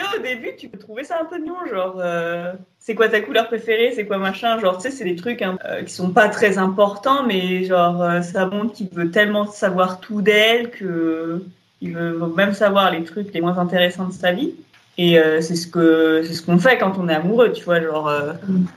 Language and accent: French; Auvergne-Rhône-Alpes, France; on vient de Rhône-Alpes, donc la vallée du Rhône